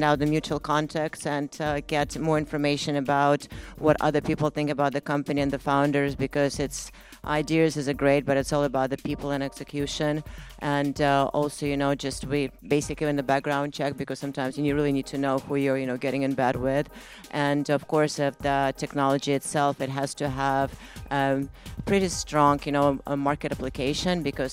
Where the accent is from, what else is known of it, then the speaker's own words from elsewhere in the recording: California, United States; I'm from California.